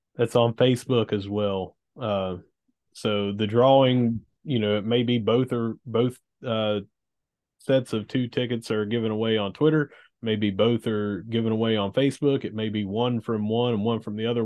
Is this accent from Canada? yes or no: no; Gilbert, West Virginia, United States; I'm from Gilbert